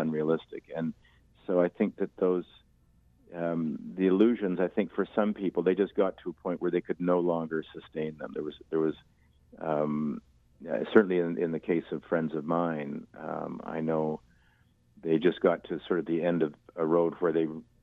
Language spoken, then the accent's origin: English; Winnipeg, Manitoba, Canada; we grew up in Wildwood Park and, you know, right on the Red River